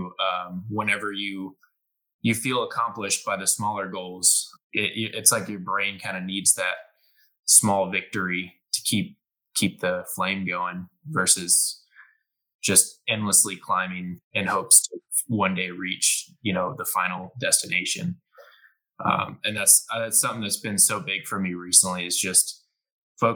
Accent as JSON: {"language": "English", "town": "Houston", "region": "Texas", "country": "United States", "tie": "born or raised there", "said": "I was born in Houston and I moved around a little bit, but I've been in the Houston area basically besides college since fifth grade"}